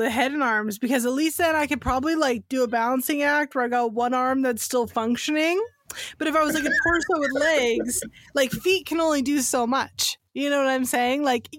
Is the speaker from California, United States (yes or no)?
yes; San Francisco Bay Area, California, United States; Because I'm from the Bay Area, I grew up going to the Winchester Mystery House.